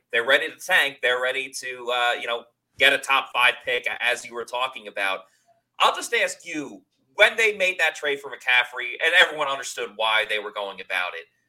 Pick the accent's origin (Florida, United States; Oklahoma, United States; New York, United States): New York, United States; I grew up in New York